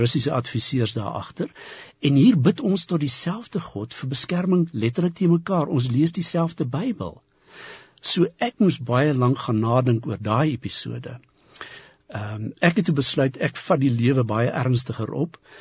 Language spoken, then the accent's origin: Afrikaans; Polokwane, Limpopo, South Africa; ek het in Pietersburg groot geword